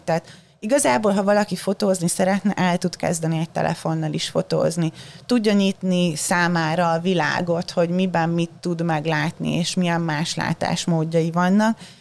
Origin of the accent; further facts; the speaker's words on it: Hungary; first language Hungarian; moved away as an adult; also born or lived in Baja / Budapest; now in New York, United States; otthon Magyarországon